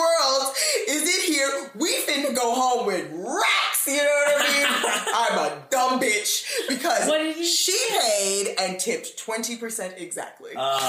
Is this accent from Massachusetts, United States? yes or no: no; Brooklyn, New York, United States; Bed-Stuy, Brooklyn, Bed-Stuy.